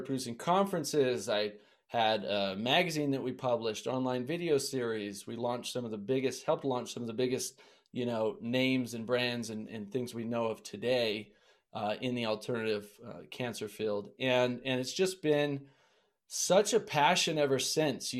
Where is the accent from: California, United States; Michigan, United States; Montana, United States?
Montana, United States; I grew up in Montana